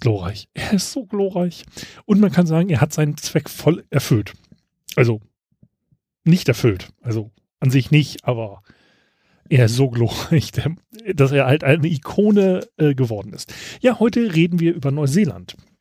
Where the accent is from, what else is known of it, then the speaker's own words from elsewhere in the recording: Germany; ich als Deutscher